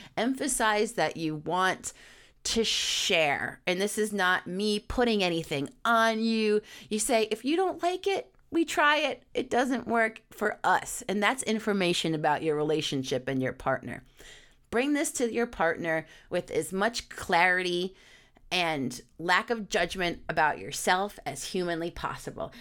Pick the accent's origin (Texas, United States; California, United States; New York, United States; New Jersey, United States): New York, United States; I'm a New Yorker